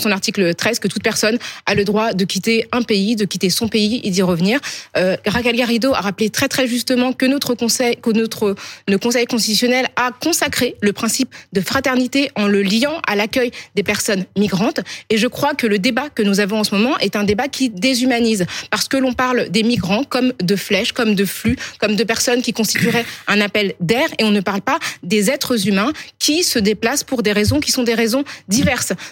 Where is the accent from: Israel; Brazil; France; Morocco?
France; Je suis française comme vous